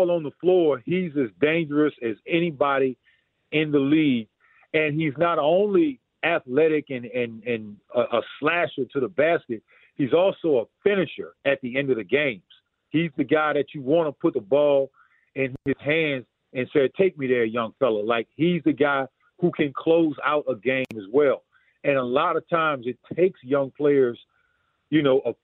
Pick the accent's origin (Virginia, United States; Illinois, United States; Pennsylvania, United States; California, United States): Virginia, United States; I was born and raised in Virginia